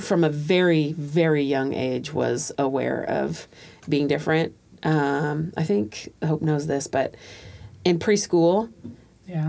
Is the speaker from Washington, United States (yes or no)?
yes; Tacoma, Washington, United States; also born or lived in Panama; So I too moved to Tacoma when I was two or three, and two. I was two